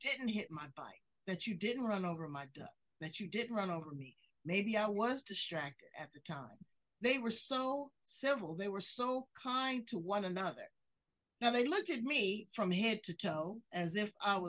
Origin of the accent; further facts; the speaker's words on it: United States; I love being an American.